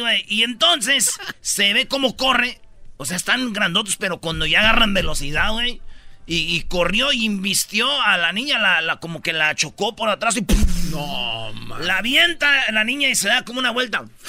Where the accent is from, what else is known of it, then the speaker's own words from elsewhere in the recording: Michoacán, Mexico; como buen michacano